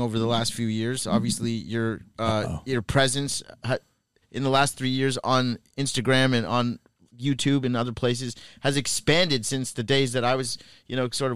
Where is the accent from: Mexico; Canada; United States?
Canada; I grew up in Canada